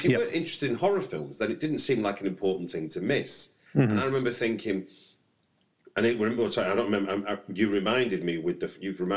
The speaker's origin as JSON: {"language": "English", "town": "Manchester", "region": "North West England", "country": "United Kingdom", "tie": "born or raised there", "said": "growing up in Manchester"}